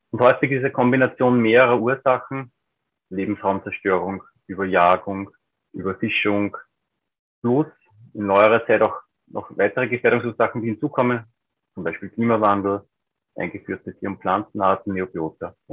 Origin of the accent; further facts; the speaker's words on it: Upper Austria, Austria; Ich bin aufgewachsen in Oberösterreich, im Alpenvorland, in einer Landschaft, die auch schon vor einigen Jahrzehnten